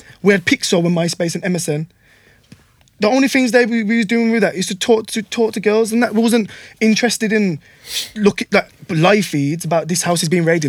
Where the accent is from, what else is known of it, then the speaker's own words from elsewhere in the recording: Wolverhampton, West Midlands, United Kingdom; I'm from Park Village, I grew up on Park Village.